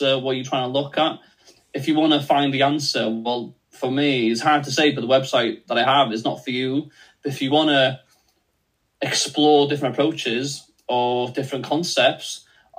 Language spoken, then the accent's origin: English; Wales, United Kingdom; first language Welsh; English is a second language; I'm Welsh first language